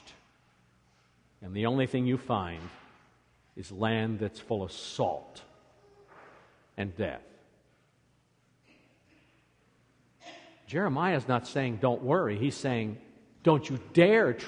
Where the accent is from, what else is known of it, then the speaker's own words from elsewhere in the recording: Iowa, United States; now in Michigan, United States; Where I grew up in Iowa